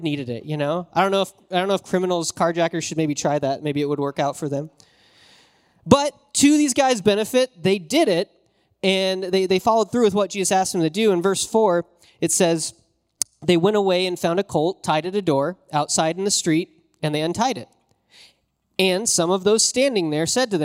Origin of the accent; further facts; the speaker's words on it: Wyoming, United States; I was raised in Wyoming, and there's always snow.